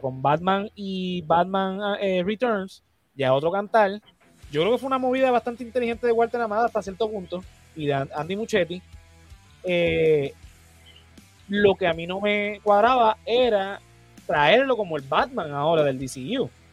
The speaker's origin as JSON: {"language": "Spanish", "country": "Puerto Rico", "said": "nosotros como puertorriqueños"}